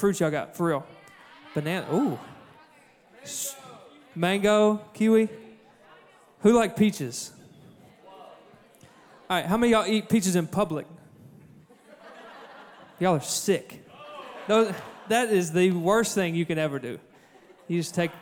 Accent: Cabot, Arkansas, United States; I'm from Cabot, where we don't farm

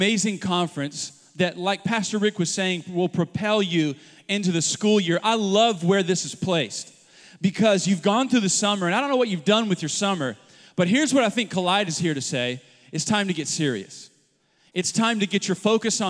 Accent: Oklahoma City, Oklahoma, United States; we've got a church in Oklahoma City. It's where I'm from

